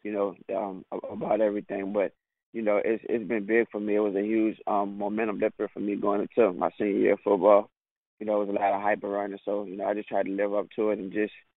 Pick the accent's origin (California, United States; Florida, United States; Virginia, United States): Virginia, United States; Richmond; moved away as an adult; also born or lived in Arizona / Tennessee; I'm from Richmond, Virginia